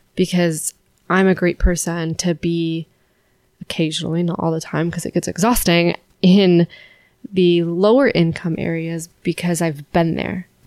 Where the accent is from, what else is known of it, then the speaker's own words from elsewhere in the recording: San Francisco, California, United States; moved away as an adult; also born or lived in Alabama; now in Charlotte, United States; where we grew up and growing up in San Francisco